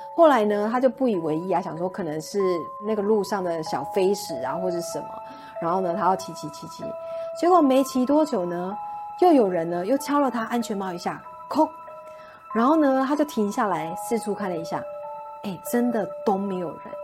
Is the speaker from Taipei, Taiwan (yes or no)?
yes; Taipei, Taiwan; 因为我是台北人，以前没有什么搭船的经验